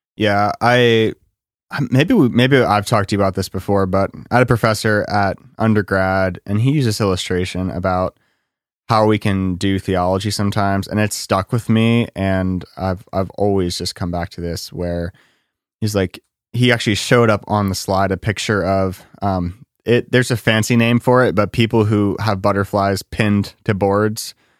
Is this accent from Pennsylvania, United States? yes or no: yes; Lancaster, Pennsylvania, United States; I'm from Lancaster and there's a lot of cows